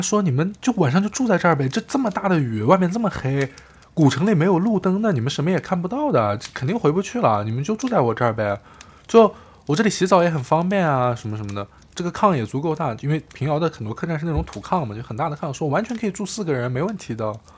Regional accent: Shandong, China; 我是一名来自山东的大学生

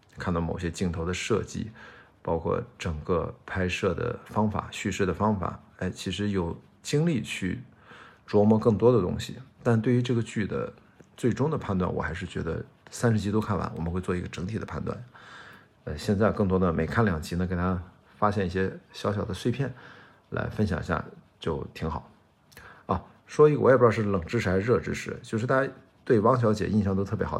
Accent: Qingdao, Shandong, China; moved away as an adult; 我十八岁之前，我在青岛长大

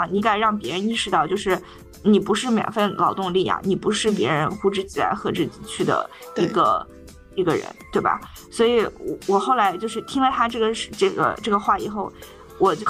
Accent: China; now in United States; 为什么我们中国人要戴口罩

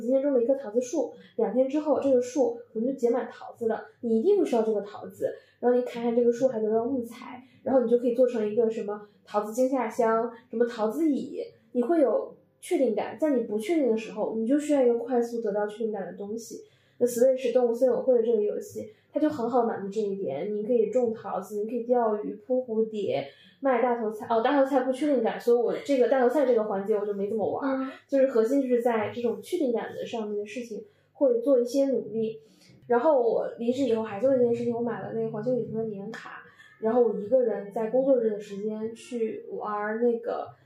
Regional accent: Northeast China, China; moved away as an adult; now in Beijing, China; 我是一个东北人

